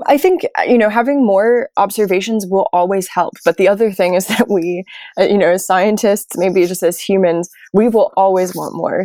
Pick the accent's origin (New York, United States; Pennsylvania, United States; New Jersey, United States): New York, United States; moved away as an adult; also born or lived in Maine; So I'm originally from New York, which, although you might not think of it that way, is actually a coastal city